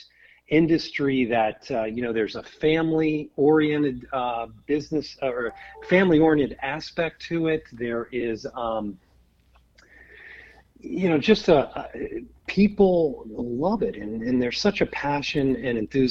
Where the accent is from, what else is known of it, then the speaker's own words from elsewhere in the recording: Virginia, United States; I am a Virginia native, grew up here right outside of D.C.